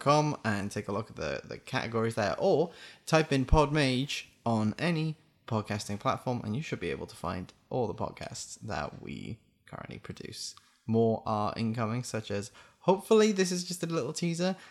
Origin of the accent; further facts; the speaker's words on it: Wales, United Kingdom; I'm Welsh